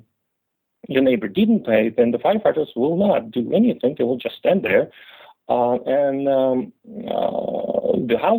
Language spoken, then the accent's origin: English; Russia; as a Russian, I am coming from the Russia that transitioned